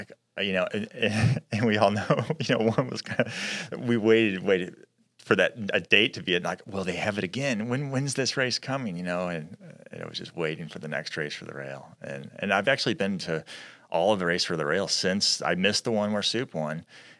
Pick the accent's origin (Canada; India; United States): United States; Midwest; me growing up in the Midwest